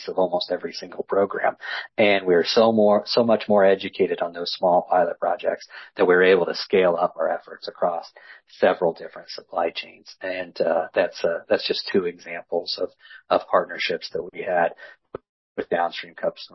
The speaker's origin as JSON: {"language": "English", "region": "West Central Illinois", "country": "United States", "tie": "born or raised there", "said": "I grew up in West Central Illinois, row crop, livestock farming"}